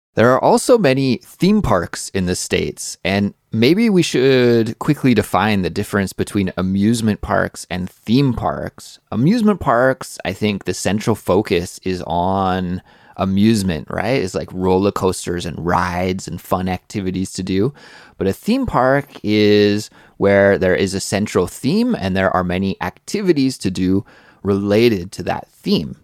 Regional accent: Kelowna, British Columbia, Canada; Growing up in my hometown, Kelowna, British Columbia, Canada

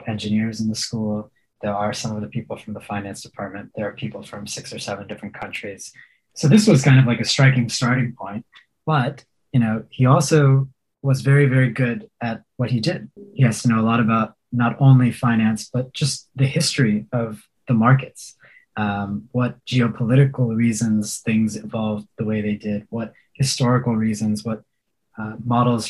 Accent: Houston, Texas, United States; I grew up in Houston

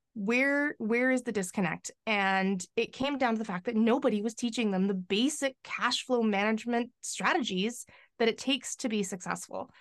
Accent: White Rock, British Columbia, Canada; now in Victoria, Canada; I grew up on the, uh, lower mainland of, um, Vancouver

